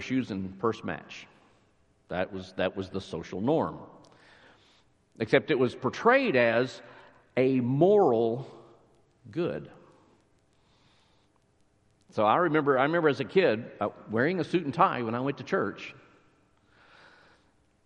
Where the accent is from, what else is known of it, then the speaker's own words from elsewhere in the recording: near Lubbock, West Texas, United States; now in McKinney, United States; I grew up near Lubbock, so small town, West Texas